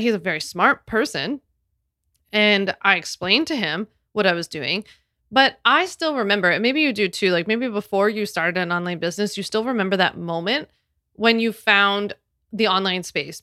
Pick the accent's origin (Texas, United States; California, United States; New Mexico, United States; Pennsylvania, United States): Pennsylvania, United States; Philadelphia; I'm from Philly